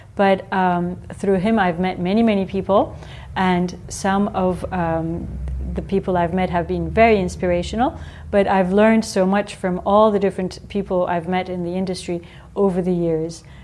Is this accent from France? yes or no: yes; Strasbourg, Grand Est, France; when I was born in France